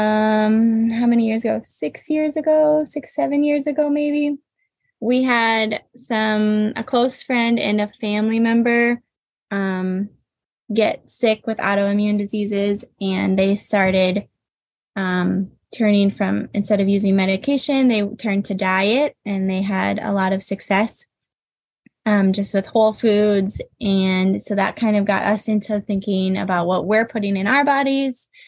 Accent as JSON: {"language": "English", "town": "Minneapolis", "region": "Minnesota", "country": "United States", "tie": "born or raised there", "moved": "yes", "lives_now": "Central Michigan, United States", "said": "I grew up just outside of Minneapolis in the suburbs."}